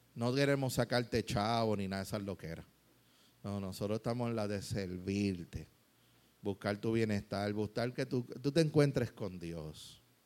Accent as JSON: {"language": "Spanish", "country": "Puerto Rico", "said": "como nos gusta a veces lo, que nos digan las cosas aquí en Puerto Rico"}